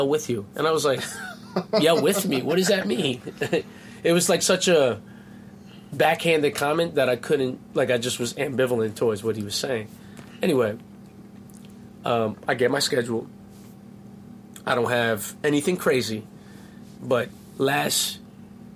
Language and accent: English; Baldwin, New York, United States; that's where I grew up. So I'm from Baldwin, went to school with kids from Hempstead